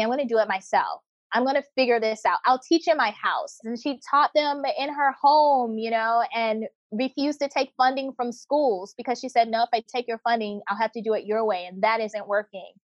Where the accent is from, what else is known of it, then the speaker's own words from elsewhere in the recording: United States; moved away as an adult; also born or lived in North Carolina / South Korea / India; when I was growing up in America